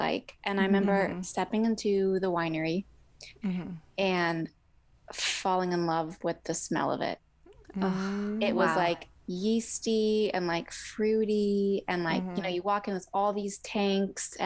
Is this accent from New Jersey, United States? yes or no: no; Alaska, United States; I grew up in Alaska